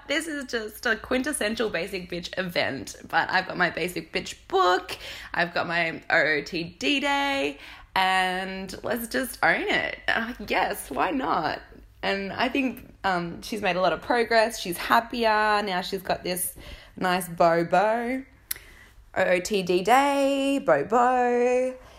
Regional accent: Australia; accent: Australian valley girl; I'm Australian

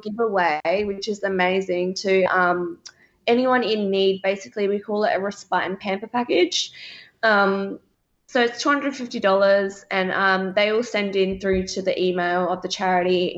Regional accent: Adelaide, South Australia, Australia; we're both from Adelaide

